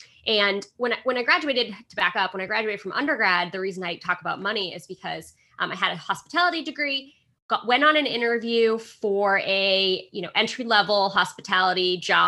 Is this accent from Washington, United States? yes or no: no; Boston, Massachusetts, United States; So I grew up in the Boston area, so suburbs of Boston, went to college about 20 minutes away from home